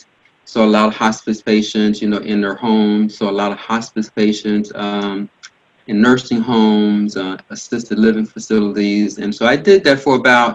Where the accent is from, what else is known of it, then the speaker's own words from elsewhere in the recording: Miami, Florida, United States; moved away; also born or lived in Port-au-Prince, Haiti; Grew up in Miami, and from a pretty large family